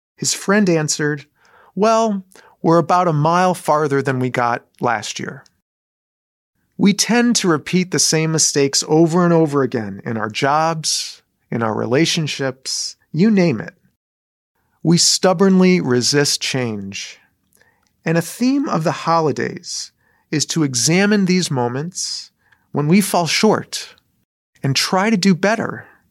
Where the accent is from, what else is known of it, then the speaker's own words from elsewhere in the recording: Southfield, Michigan, United States; moved away; I grew up in Southfield, Michigan